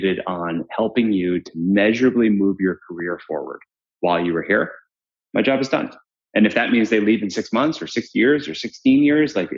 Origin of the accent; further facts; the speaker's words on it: Williamsburg, Massachusetts, United States; also born or lived in Paraguay; we grew up as Paraguayans in Paraguayan / Uruguayan / Colombians in farmland in Western Mass